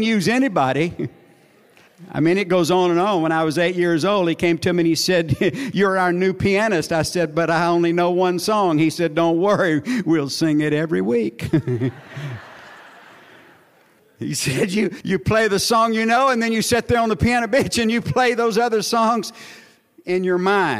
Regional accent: Sierra Lake, Texas, United States; I'm from Sierra Lake, Texas.

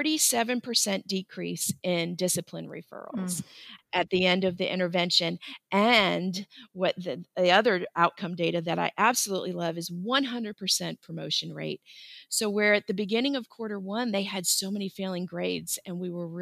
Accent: Florida, United States; I grew up in Florida, and during my college years, I worked at Disney

